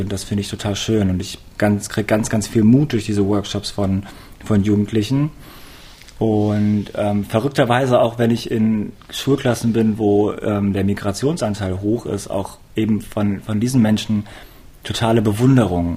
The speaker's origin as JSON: {"language": "German", "town": "Hanover", "region": "Lower Saxony", "country": "Germany", "tie": "born or raised there", "moved": "yes", "lives_now": "Cologne, Germany", "said": "ich bin in Hannover aufgewachsen."}